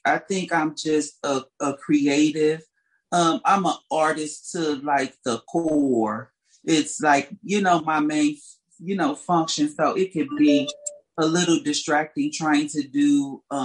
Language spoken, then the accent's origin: English; St. Louis, Missouri, United States; I grew up in St. Louis, Missouri